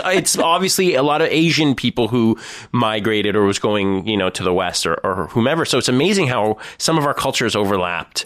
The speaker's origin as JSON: {"language": "English", "town": "Thornhill", "region": "Ontario", "country": "Canada", "said": "I'm a Jew from Thornhill."}